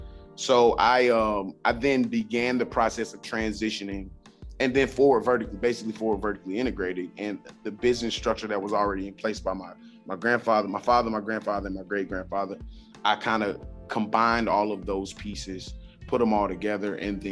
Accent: the South, United States; who may be from other geographical areas, we're from the South.

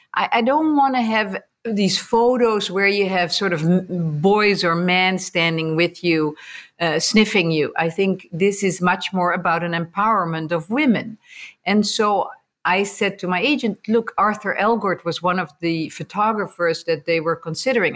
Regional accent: Netherlands; moved away as an adult; also born or lived in America; now in United States; growing up in Holland, um, born and raised

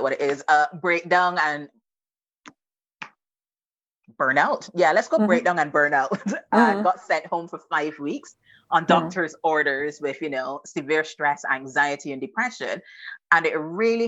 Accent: Barbados; moved away as an adult; now in United Kingdom; I'm not from the UK. I am Bajan to the bone. I'm 100% Bajan. So I'm from Barbados. And I came over to the UK when I was 21.

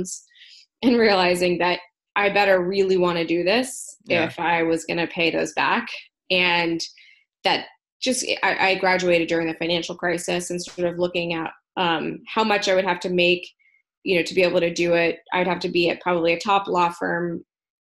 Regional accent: Berkeley, California, United States; also born or lived in Oakland, California; I grew up in Berkeley, California. Not too far from where I am right now, actually, in Oakland, California

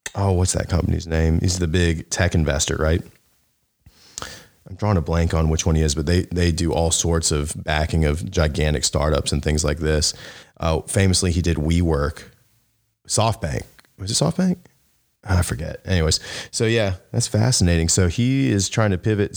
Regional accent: the South, United States; I grew up in the South

